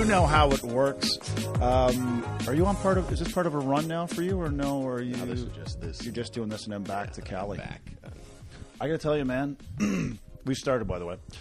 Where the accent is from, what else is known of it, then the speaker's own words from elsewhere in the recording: Canada; as a Canadian